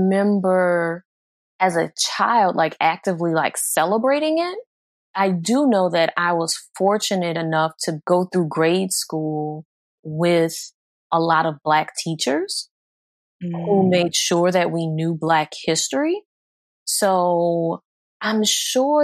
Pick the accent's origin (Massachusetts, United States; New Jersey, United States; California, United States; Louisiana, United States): Louisiana, United States; New Orleans; moved away as an adult; now in Houston, United States; I wasn't in the Houston area until later on in adulthood, but growing up in New Orleans